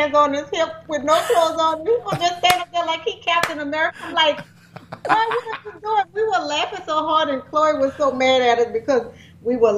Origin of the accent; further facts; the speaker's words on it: Louisiana, United States; I'm from Louisiana